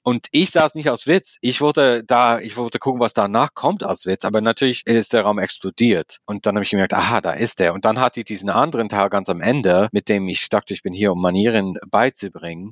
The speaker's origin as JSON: {"language": "German", "country": "United States", "tie": "born or raised there", "second_language": "German", "moved": "as an adult", "lives_now": "Berlin, Germany", "said": "ich bin tatsächlich mit diesem ersten Comedy-Boom aufgewachsen in Amerika"}